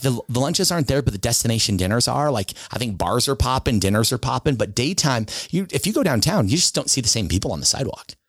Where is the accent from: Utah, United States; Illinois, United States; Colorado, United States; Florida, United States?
Utah, United States; Sandy; I grew up in Sandy. From the time I was two till I was seventeen, I lived in Sandy.